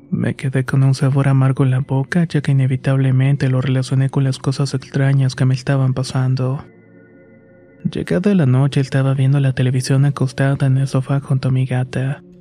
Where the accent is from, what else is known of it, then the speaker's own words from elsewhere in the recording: Misiones, Argentina; now in Buenos Aires, Argentina; Soy originaria de Argentina y actualmente vivo en Buenos Aires, aunque mi provincia natal es Misiones. Fue ahí donde crecí y tuve al principio una buena infancia.